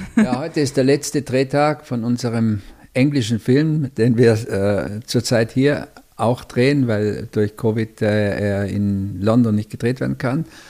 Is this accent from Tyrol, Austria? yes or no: yes; Tyrol, Austria; meine Heimat, also quasi das Tirolische